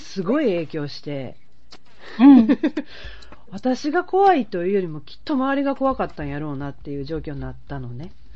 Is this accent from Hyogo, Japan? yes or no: no; Osaka, Japan; 生まれたところは、こっからほんの近いところにあるから、うん、生まれ育ったところが、うん、あの、鶴見区って言って、ほんまにごく近所なの